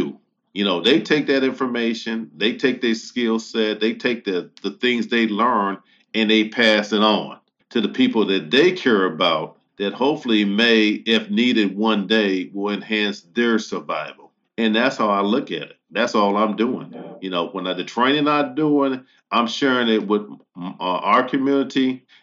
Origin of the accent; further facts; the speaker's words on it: United States; I'm American first because I was born in this country